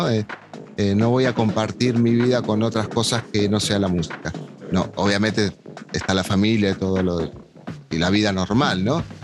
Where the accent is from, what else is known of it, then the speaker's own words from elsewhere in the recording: Argentina; moved away as an adult; Yo en realidad me fui en el 2000 de Argentina y volví Y después me fui en el 2008, que fue el quiebre este que te digo yo